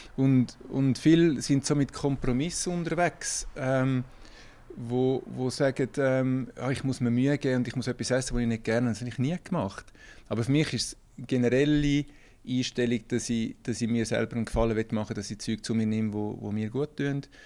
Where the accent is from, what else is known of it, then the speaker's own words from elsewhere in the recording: Kloten, Zurich, Switzerland; ich bin in, in Kloten groß geworden